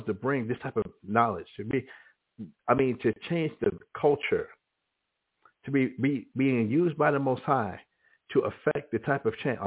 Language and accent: English; Albuquerque, New Mexico, United States; The first one to be the first Hebrew Israelite in my hometown of Albuquerque, New Mexico